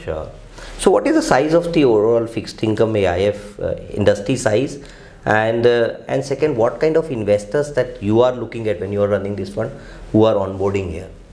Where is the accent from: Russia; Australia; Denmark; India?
India; we as an Indian